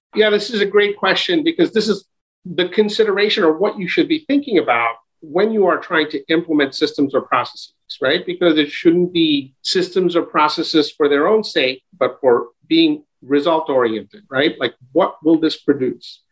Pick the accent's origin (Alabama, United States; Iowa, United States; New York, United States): New York, United States; New York City; also born or lived in Brooklyn, New York; I grew up in Queens, in Jackson Heights and Elmhurst